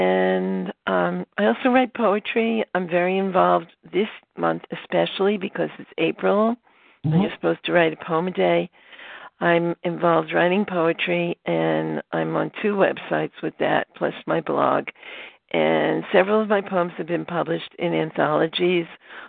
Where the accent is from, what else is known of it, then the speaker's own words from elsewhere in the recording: New York City, New York, United States; moved away as an adult; also born or lived in Queens / Cortland / California / Vestal; now in Stamford, United States; I grew up in Brooklyn, so I'm a Brooklyn girl. And I, when I was 14, I moved to Queens. And then from Queens, I moved up to Cortland because I went to school there and lived there upstate for a while. Then we moved to California